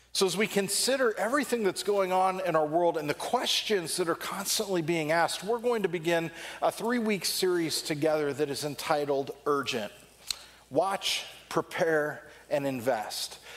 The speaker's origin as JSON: {"language": "English", "region": "Southern California", "country": "United States", "tie": "born or raised there", "said": "growing up in Southern California"}